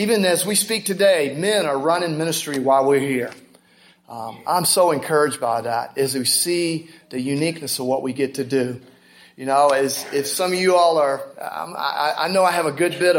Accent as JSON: {"language": "English", "town": "Augusta", "region": "Georgia", "country": "United States", "said": "We're from the Augusta area, Georgia."}